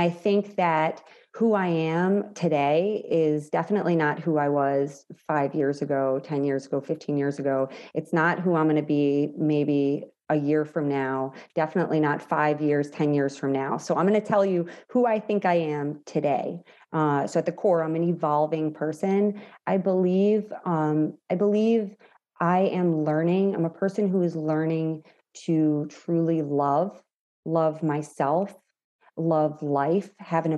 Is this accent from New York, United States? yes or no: yes; New York, United States; I'm also Italian from New York